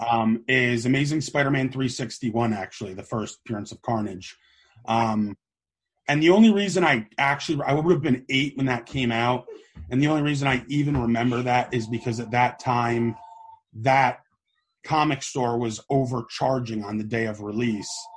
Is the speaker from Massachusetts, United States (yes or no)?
no; Oakland, New Jersey, United States; I grew up in Oakland, New Jersey